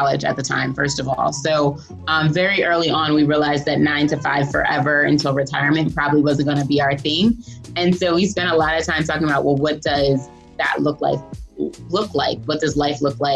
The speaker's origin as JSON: {"language": "English", "area": "outside of Philadelphia, near Lincoln University", "region": "Pennsylvania", "country": "United States", "also_born_or_lived": "Hartford, Connecticut", "moved": "yes", "lives_now": "Baltimore, United States", "said": "I'm actually from outside of Philadelphia."}